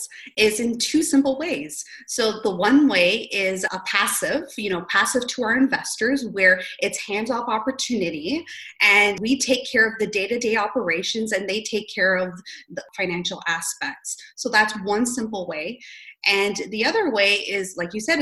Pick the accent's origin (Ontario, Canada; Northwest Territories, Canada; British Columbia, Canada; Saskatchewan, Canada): Ontario, Canada; St. Catharines; also born or lived in Greater Toronto Area; born and raised in St. Catharines, I know St. Catharines the back of my hand